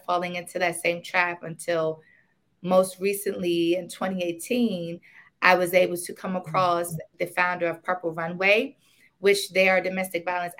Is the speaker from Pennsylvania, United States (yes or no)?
no; Maryland, United States; also born or lived in Washington, D.C.; I was born in D.C. and I grew up until I was about 5 years old. And I moved out to Maryland.